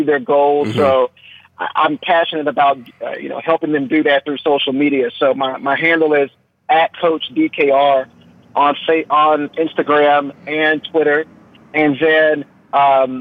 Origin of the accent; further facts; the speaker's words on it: Mount Pleasant, Texas, United States; Mount Pleasant, Texas, my hometown.